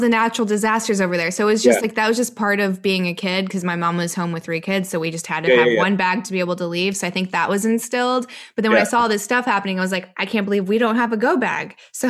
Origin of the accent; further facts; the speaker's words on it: California, United States; My dad was a cop. So, and we were raised in California